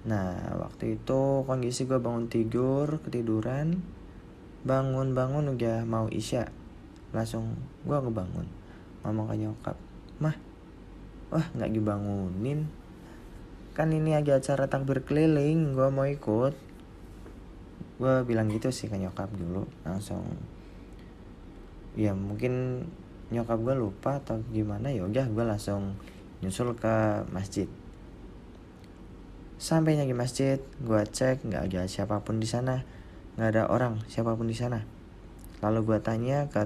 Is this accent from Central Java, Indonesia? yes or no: yes; Banjarnegara, Central Java, Indonesia; di kampung gua kampung gua di Banjarnegara sana uh, apa agak lorong-lorong tuh ya kayak gang-gang gitu di sebelah rumah maupun di daerah pedesaan